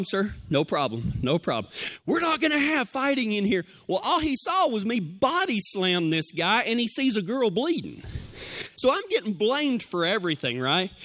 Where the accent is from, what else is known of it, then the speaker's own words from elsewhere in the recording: Big Lake, Texas, United States; We left my hometown of Big Lake